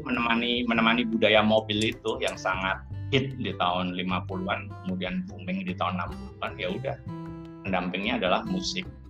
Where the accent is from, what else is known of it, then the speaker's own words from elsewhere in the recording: Klaten, Central Java, Indonesia; also born or lived in Solo; saya lahir besar di Klaten